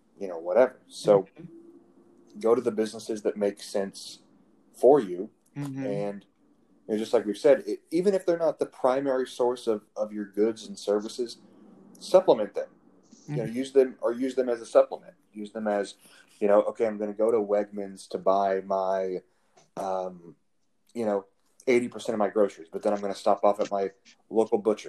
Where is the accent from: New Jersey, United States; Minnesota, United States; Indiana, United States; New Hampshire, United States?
Indiana, United States; moved away; back where I'm from Indiana. There's a small town in Indiana, and there's a local like butcher / grocery store, you know, kind of a hole in the wall place. And I remember vividly growing up